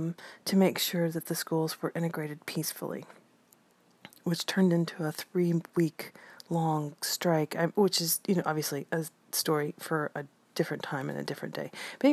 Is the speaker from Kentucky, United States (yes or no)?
yes; Versailles, Kentucky, United States; I grew up in a little place called Versailles, Kentucky. Like I said, Versailles is known for its horses and for its rolling hills